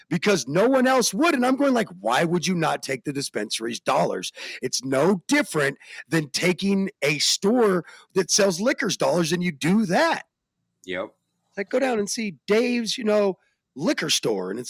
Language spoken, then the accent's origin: English; Phoenix, Arizona, United States; also born or lived in Europe; now in Colorado, United States; I grew up all over the country and Europe, even if you really want to know the truth. But uh, but my hometown is Phoenix. My birth town is actually here where I live now in Colorado.